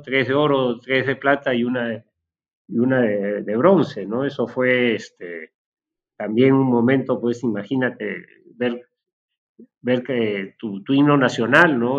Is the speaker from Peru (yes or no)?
yes; Peru; nuestro país